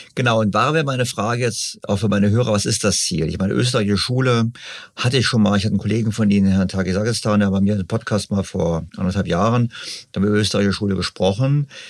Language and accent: German; Germany; Bei uns in Deutschland